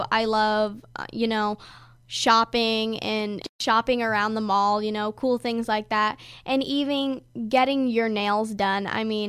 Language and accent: English; California, United States; I was actually born in California, so I'm, in fact, a California girl. I mean, I love it there. It's my home state